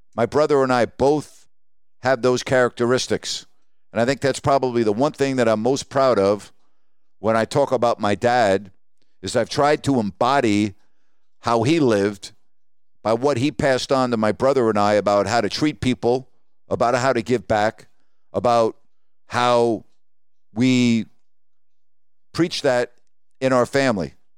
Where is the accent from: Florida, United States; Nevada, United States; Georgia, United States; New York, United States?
New York, United States; Long Island; moved away as an adult; now in Sacramento, United States; as a boy growing up on Long Island